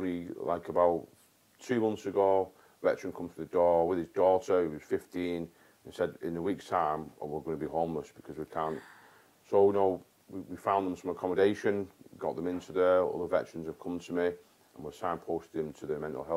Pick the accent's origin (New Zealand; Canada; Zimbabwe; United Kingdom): United Kingdom; North West England; also born or lived in Warminster / Germany; my hometown. And not just my town, but in the Northwest in general